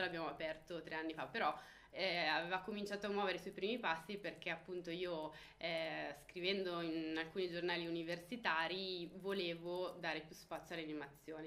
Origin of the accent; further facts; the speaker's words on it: Melzo, Lombardy, Italy; also born or lived in Milan; siamo della provincia di Milano